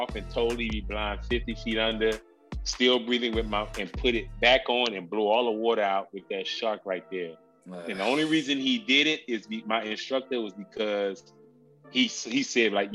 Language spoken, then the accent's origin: English; Miami, Florida, United States; I'm from Miami, Florida